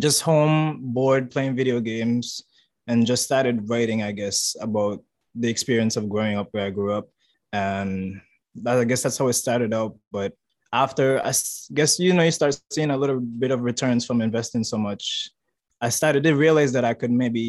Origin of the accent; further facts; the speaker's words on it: St. Kitts & Nevis; moved away as an adult; now in Taiwan; I'm from St. Kitts. It's in the Caribbean, Leeward Islands.